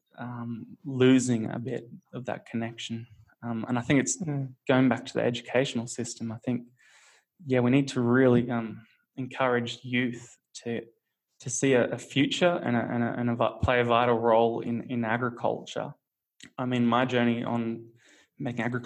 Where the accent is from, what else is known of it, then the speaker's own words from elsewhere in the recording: Australia; growing up in Australia